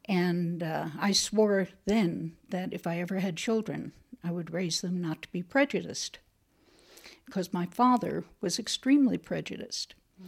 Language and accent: English; New Jersey, United States; born there; I was born in New Jersey, outside New York City.